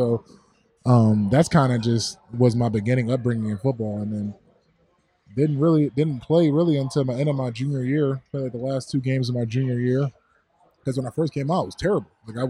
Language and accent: English; Buffalo, New York, United States; I grew up in the East Ferry Projects on the east side of Buffalo